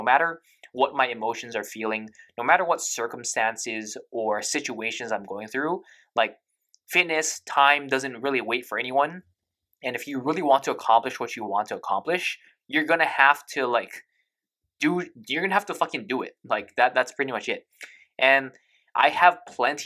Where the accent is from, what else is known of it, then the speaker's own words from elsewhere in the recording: United States; I am also American